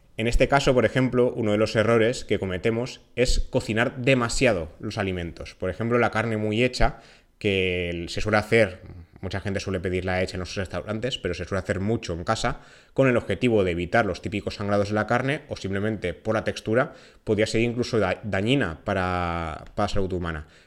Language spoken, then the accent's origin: Spanish; Valencian Community, Spain; En mi tierra, en Valencia